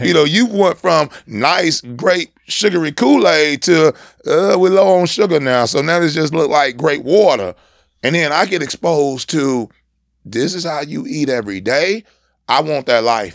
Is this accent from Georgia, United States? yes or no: no; San Diego, California, United States; moved away; up in a single parent home in San Diego, California